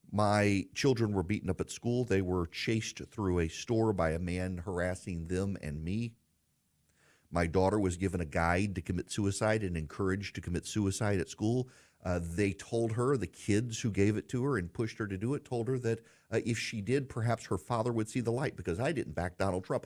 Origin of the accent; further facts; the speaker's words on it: United States; I'm an American and I live in the United States